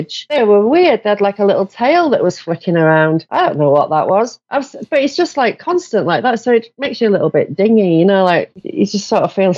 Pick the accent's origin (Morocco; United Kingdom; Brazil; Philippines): United Kingdom; Yorkshire and the Humber; I'm from Yorkshire